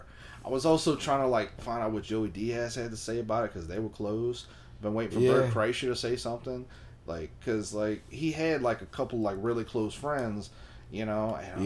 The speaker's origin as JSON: {"language": "English", "country": "Philippines", "said": "Well, I'm Filipino."}